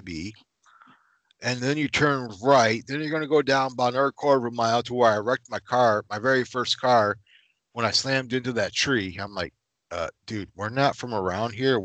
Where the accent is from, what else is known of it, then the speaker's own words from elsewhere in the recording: Michigan, United States; I'm from Michigan